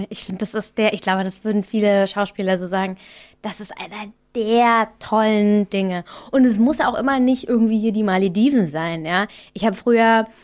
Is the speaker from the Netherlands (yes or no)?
no; Austria; now in Berlin, Germany; So als Österreicher, weißt du, da denke ich mir auch immer